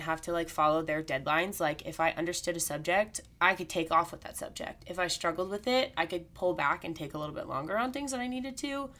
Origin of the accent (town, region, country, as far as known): Missouri, United States; born or raised there; also born or lived in Texas